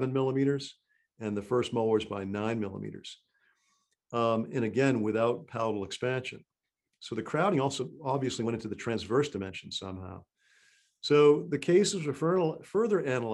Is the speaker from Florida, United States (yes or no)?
no; Massachusetts, United States; moved away; also born or lived in Maryland; I grew up in Massachusetts and went to school at Tufts.